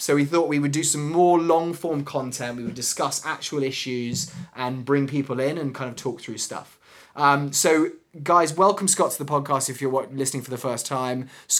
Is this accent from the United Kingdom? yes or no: yes; England, United Kingdom; now in United States; I'm really worried that my accent's gonna go. {S1} No. {S0} You know what I mean? Like 10 years from now, and I've been surrounded by Americans